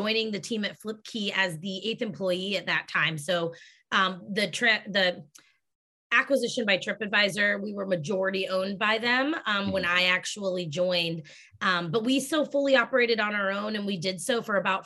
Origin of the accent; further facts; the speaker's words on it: Ohio, United States; moved away as an adult; also born or lived in Boston; I grew up in Ohio, went to college in Ohio, moved to Boston